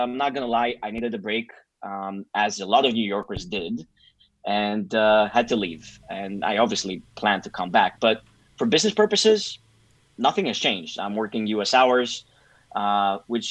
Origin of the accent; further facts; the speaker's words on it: Greece; moved away as an adult; also born or lived in New York City, United States; having been born and raised in Greece